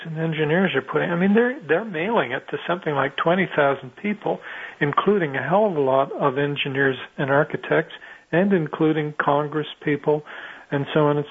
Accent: Canada; I'm Canadian

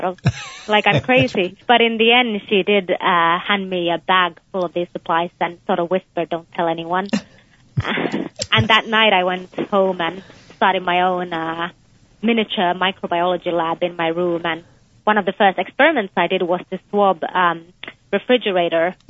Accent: Finland; moved away as an adult; also born or lived in United Kingdom / Texas, United States; now in United States; I was born in Finland, but I also spent some of my childhood in the UK.

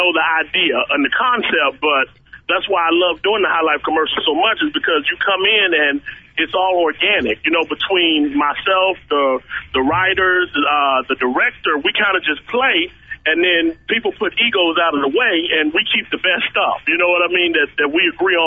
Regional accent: Fort Worth, Texas, United States; I grew up in Fort Worth, Texas.

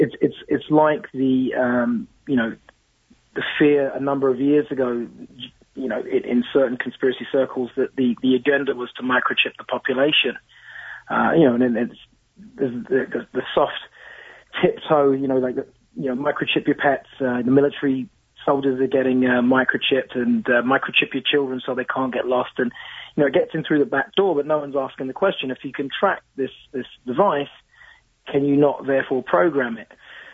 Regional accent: London, United Kingdom; And also growing up in London, you know, very old society, ghosts come with the territory, right?

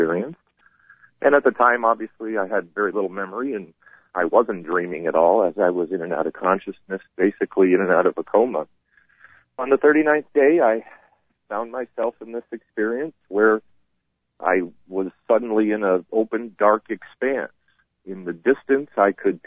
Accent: Vermont, United States; now in North Carolina, United States; My family came and got me in North Carolina and drove me home to Vermont so I could pass away in my home state.

